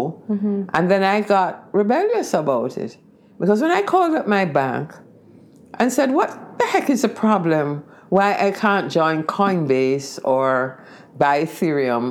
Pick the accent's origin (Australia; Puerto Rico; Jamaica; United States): Jamaica